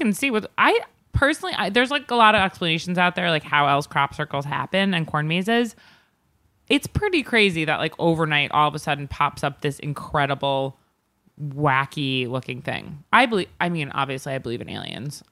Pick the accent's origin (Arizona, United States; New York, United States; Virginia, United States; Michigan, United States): New York, United States; Long Island; I grew up in Long Island